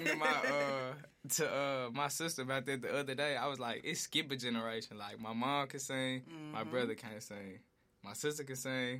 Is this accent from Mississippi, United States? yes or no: no; Memphis, Tennessee, United States; Growing up in East Memphis